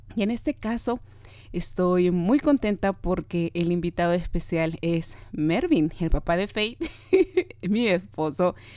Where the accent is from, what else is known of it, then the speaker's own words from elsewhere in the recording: Peru; yo soy de Perú, de Sudamérica